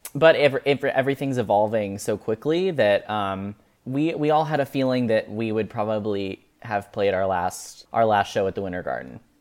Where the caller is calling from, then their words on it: Lexington, Kentucky, United States; today I'm calling from Lexington, Kentucky